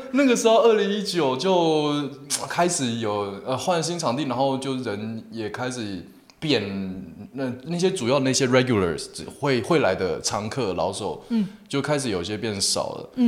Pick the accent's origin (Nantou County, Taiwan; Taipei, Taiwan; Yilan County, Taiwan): Taipei, Taiwan; now in Kaohsiung, Taiwan; 那台北人嘛